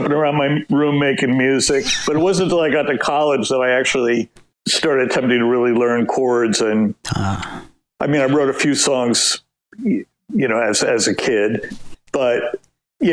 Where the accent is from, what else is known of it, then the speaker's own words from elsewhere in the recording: New Jersey, United States; I grew up in New Jersey, so I really felt the pull of Manhattan